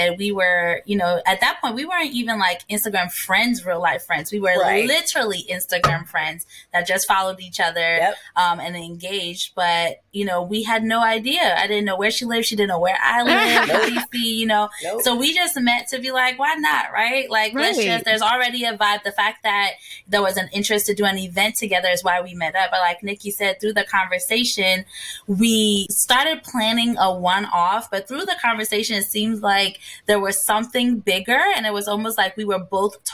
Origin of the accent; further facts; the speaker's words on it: Ghana; moved away; also born or lived in New Jersey, United States / Washington, D.C., United States; So I was born and raised in Ghana. And when I moved to the States, I became a Jersey girl